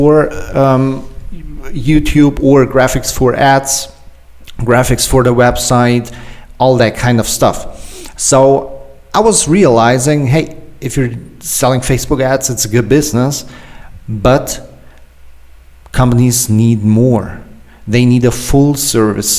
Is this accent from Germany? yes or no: yes; Germany; I'm an entrepreneur from Germany